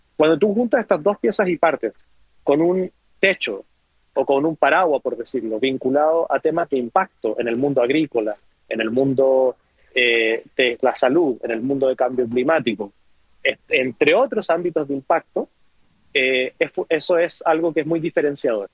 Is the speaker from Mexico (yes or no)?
no; Antofagasta, Chile; moved away as an adult; hace muchos años que no voy a mi natal Antofagasta